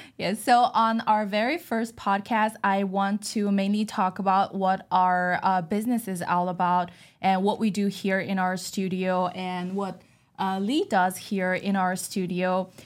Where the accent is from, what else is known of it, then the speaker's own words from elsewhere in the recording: China; moved away; I was born and raised in China